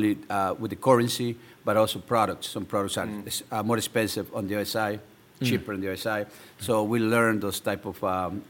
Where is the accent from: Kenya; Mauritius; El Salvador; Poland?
El Salvador; also born or lived in Miami, United States; now in Anne Arundel County, United States; I was born and raised in El Salvador, a third world country during a civil war.